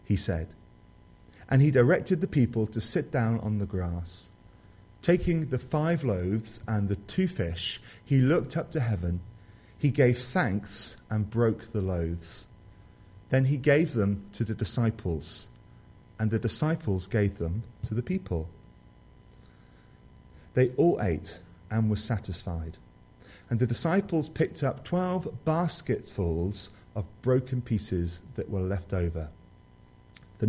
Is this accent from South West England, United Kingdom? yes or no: yes; Somerset, South West England, United Kingdom; I come from Somerset, the positive jewel of the Southwest.